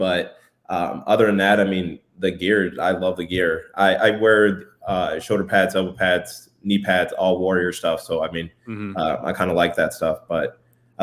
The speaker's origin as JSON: {"language": "English", "town": "Detroit", "region": "Michigan", "country": "United States", "tie": "born or raised there", "moved": "yes", "said": "growing up in Detroit"}